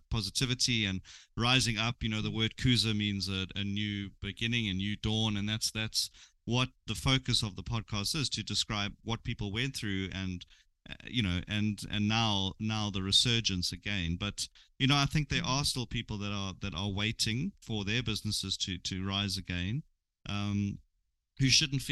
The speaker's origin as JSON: {"language": "English", "town": "Durban", "region": "KwaZulu-Natal", "country": "South Africa", "said": "I'm from Durban"}